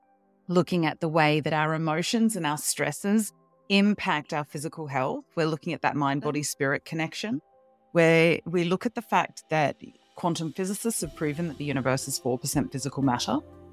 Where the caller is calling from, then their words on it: Melbourne, Victoria, Australia; I'm down in Melbourne, Australia.